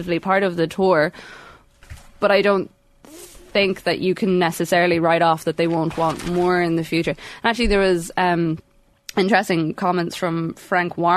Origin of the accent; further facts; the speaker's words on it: Sligo, Connacht, Ireland; accent: Sligo northern twang; I have a weird Sligo northern twang